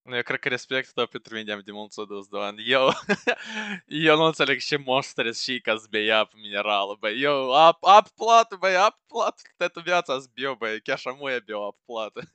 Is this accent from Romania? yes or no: no; Moldova; moved away as an adult; now in United Kingdom; Eu trăiesc în Marea Britanie și am trăit toată viața mea în Moldova